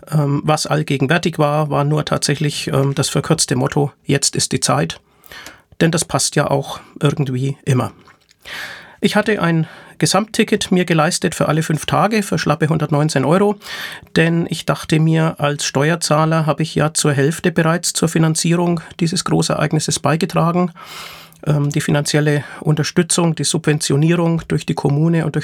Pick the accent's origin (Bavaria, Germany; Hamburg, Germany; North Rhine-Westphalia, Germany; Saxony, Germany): Bavaria, Germany; Nuremberg; der von 7. bis 11. Juni 2023 in meiner Heimatstadt Nürnberg stattgefunden hat